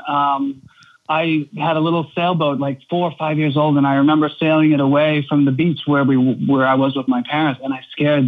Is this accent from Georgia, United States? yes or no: no; Norwell, Massachusetts, United States; also born or lived in Belmont, Massachusetts; I grew up in Norwell, which is about 45 minutes south on the coast in Massachusetts